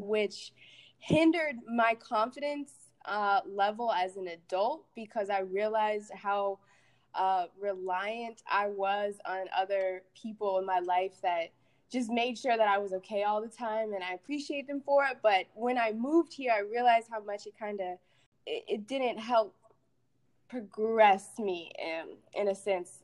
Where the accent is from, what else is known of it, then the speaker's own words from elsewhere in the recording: Aurora, Colorado, United States; moved away as an adult; now in Atlanta, United States; I grew up in Aurora, Colorado. Um, grew up there my whole life